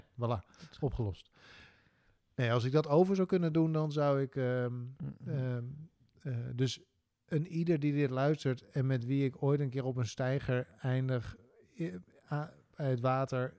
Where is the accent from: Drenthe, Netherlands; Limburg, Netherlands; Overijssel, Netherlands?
Drenthe, Netherlands; moved away; also born or lived in Hilversum; Ik ben Drents kampioen geweest